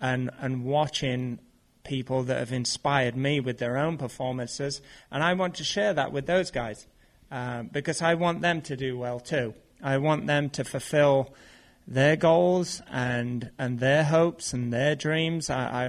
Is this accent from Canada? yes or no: no; United Kingdom; for me being in BMX and being a British athlete.